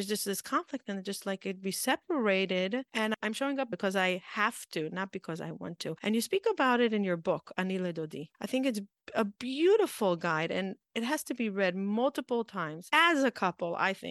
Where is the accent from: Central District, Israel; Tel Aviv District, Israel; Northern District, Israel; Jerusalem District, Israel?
Jerusalem District, Israel; Jerusalem; We grew up in Har Nof together.